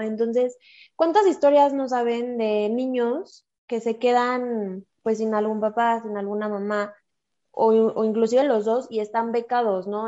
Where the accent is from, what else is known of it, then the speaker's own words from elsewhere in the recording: Mexico; Somos mujeres mexicanas